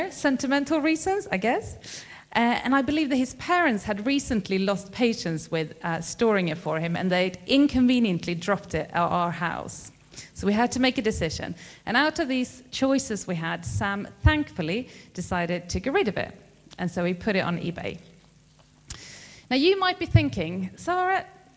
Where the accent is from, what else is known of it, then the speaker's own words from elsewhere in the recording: Sweden; now in United Kingdom; I am from Sweden